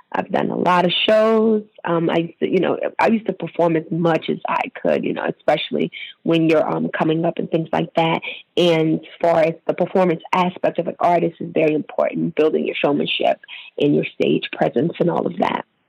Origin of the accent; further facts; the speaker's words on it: Maryland, United States; I'm from Maryland